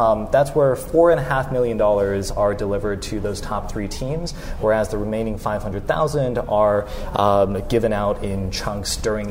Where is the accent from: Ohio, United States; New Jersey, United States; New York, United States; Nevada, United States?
Nevada, United States; Las Vegas; moved away as an adult; now in Pittsburgh, United States; I'm from Las Vegas